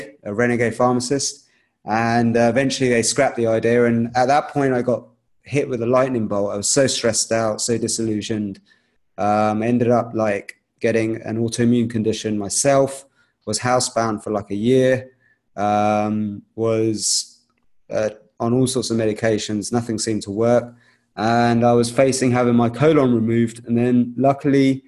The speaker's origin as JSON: {"language": "English", "region": "London", "country": "United Kingdom", "tie": "born or raised there", "said": "I was actually born in the UK in London. I'm Indian. I come from that background"}